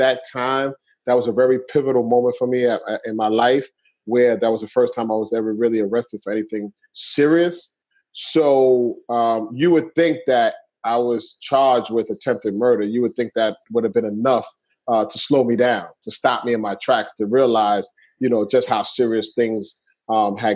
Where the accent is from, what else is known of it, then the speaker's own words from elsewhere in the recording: New York City, New York, United States; I grew up in Brooklyn, New York. I'm from Brooklyn, New York